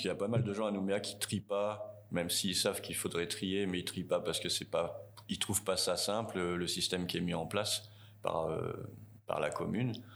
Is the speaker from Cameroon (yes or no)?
no; Tours, Centre-Val de Loire, France; moved away as an adult; now in New Caledonia; je viens de Tours, en France